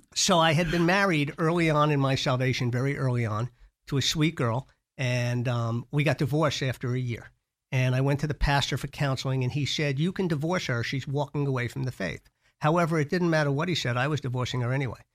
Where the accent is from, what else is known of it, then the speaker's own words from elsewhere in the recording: New York, United States; I grew up in New York with uh, very loving parents